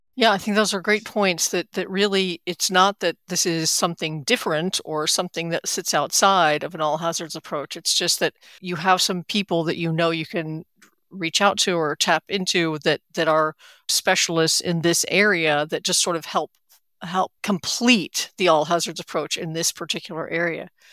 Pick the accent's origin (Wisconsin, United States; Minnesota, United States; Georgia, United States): Georgia, United States; Atlanta; from right here in Atlanta, my hometown